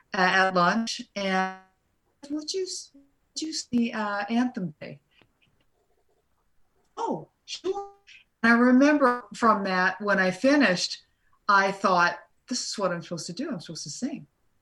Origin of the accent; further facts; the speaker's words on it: Norman, Oklahoma, United States; born there; also born or lived in Tulsa, Oklahoma; now in Los Angeles, United States; I was born in Norman, Oklahoma, and then moved many different times to different parts of the United States growing up. And I'm in Los Angeles and have been since 1982.